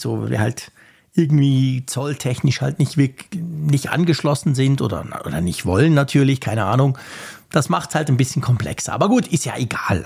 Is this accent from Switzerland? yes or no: yes; Switzerland; als Schweizer